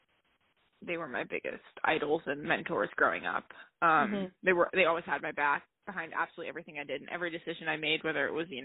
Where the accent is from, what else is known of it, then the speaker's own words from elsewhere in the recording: Cary, North Carolina, United States; also born or lived in Boca Raton, Florida; I grew up in Cary, North Carolina. But I was born in Boca Raton, Florida, but we moved when I was, like, 10 months old